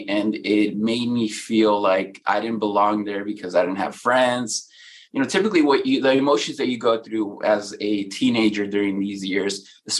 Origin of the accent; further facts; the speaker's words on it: Mexico; now in United States; When we came from Mexico, we lived on food stamps here. We lived in a one-car garage that we converted into a bedroom.